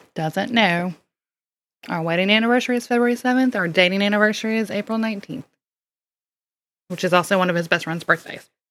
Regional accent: Mississippi, United States; accent: southern; now in Louisiana, United States; I don't sound like I'm from Louisiana because I was originally from Mississippi

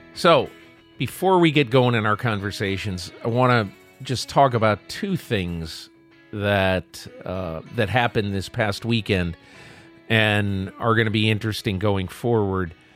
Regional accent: the North, United States; also born or lived in Ohio; I'm from the North.

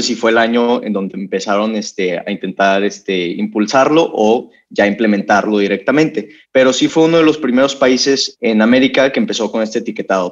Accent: Monterrey, Nuevo León, Mexico; yo soy regio

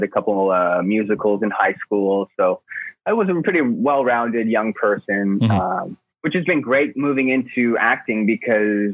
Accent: Coquitlam, British Columbia, Canada; also born or lived in Vancouver; I was born and raised in Coquitlam, which is a suburb of Vancouver

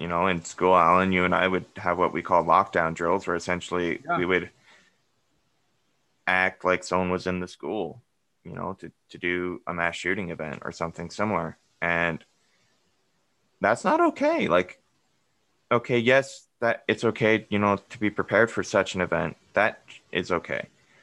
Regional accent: Colorado, United States; I'm from Colorado. Where I grew up is about 30 minutes east of Boulder

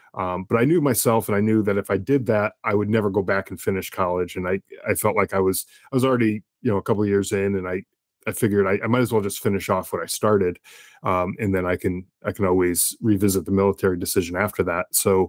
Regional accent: Connecticut, United States; Yeah, I was born in Connecticut in the early 80s, and it was I was in a middle class family.

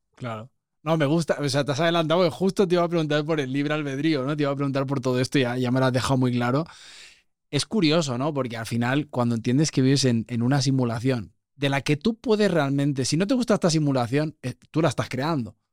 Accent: Spain; also born or lived in Mexico; Los que venimos de este mindset como muy español, muy europeo

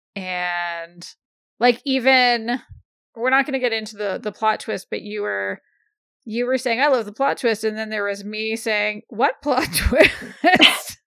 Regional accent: Canada; as a Canadian

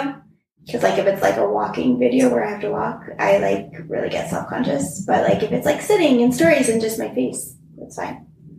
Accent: Ontario, Canada; I'm a director of marketing for fashion-based businesses from Ontario, Canada.

